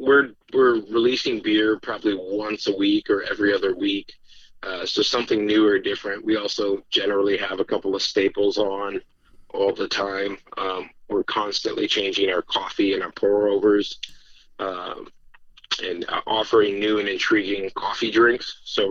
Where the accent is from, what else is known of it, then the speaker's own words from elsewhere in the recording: Minneapolis, Minnesota, United States; moved away as an adult; now in Wisconsin, United States; Heads up, I'm from Minneapolis, so...